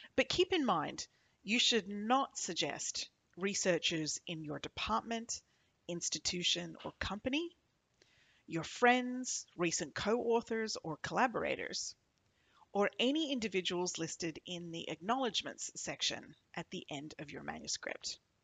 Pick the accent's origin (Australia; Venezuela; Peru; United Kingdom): Australia; now in New York, United States; I'm Australian, a microbiologist